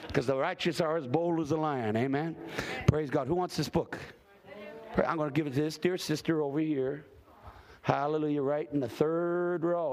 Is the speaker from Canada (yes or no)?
yes; Hamilton, Ontario, Canada; I grew up in Hamilton, Ontario